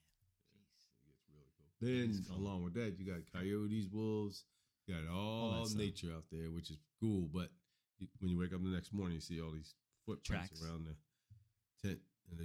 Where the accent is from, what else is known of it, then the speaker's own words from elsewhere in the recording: New Jersey, United States; also born or lived in Miami, Florida; I grew up in Miami back and forth, and then most of my time was in South Jersey.